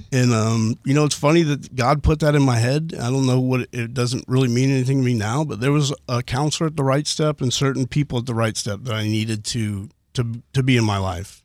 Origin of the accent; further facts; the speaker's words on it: Houston, Texas, United States; from Northwest Houston, the Spring area, born and raised